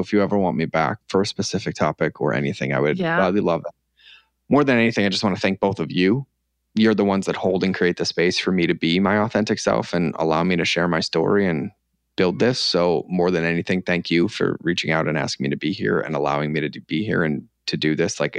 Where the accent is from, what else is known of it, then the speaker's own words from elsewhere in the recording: Scotland, United Kingdom; I'm Scottish, but I felt at home and grounded